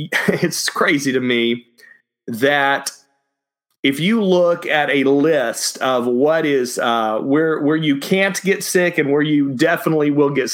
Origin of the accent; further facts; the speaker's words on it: Dallas, Texas, United States; also born or lived in Austin, Texas; where I grew up in Dallas, you have all of these churches that had steeples on them